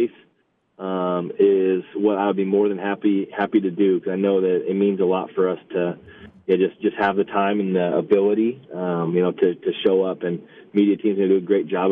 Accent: West Coast, United States; moved away as an adult; also born or lived in St. Louis; now in Charlotte, United States; growing up on the West Coast

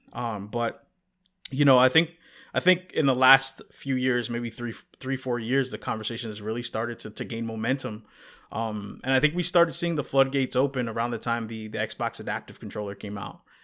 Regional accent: New York, United States; I'm originally from New York

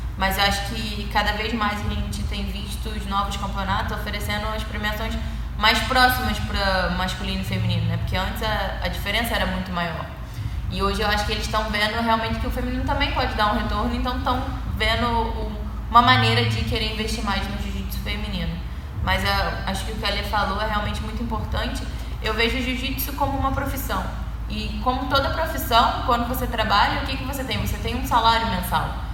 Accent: Saquarema, Rio de Janeiro, Brazil; moved away as an adult; eu sou do Rio também, mas do interior, eu sou de Saquarema

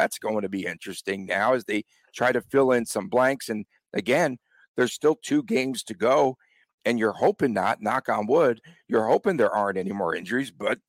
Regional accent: New York, United States; you will see the rubble that I grew up in New York.

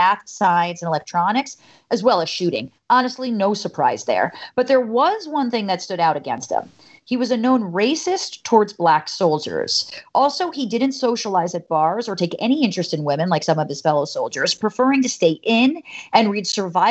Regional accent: New York, United States; I'm a New Yorker

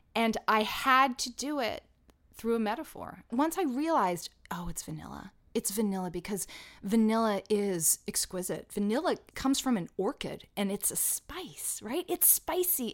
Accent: Atlanta, Georgia, United States; now in New York City, United States; when I was growing up in Atlanta doing professional children's theater

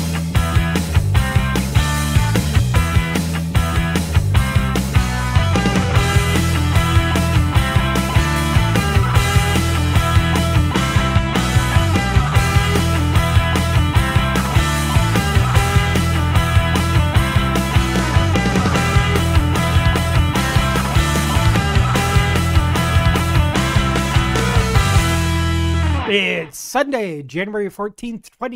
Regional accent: Minnesota, United States; being a Minnesotan

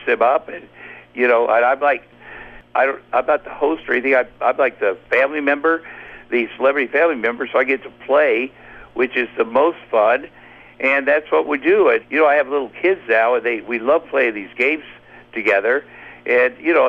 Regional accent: Ottumwa, Iowa, United States; I grew up in Ottumwa, Iowa

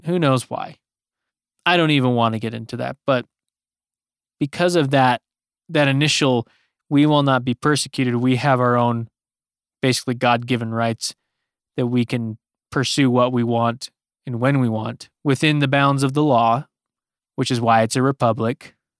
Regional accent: United States

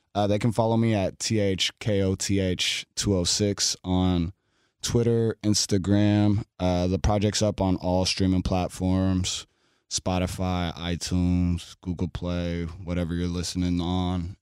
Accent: Seattle, Washington, United States; I grew up in South Seattle, like Skyway Rainier Beach

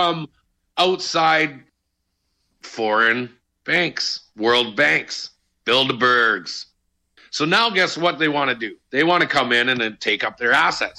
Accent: Canada; as Canadian citizens

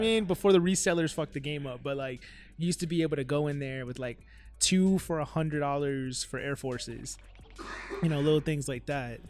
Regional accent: Miami, Florida, United States; I'm from Miami

